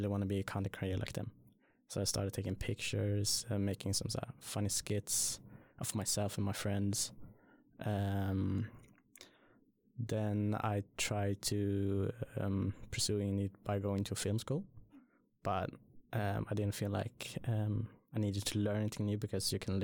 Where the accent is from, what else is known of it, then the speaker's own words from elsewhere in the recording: Sweden; also born or lived in Surin, Thailand; I came to Sweden when I was like 4 or 5, I think.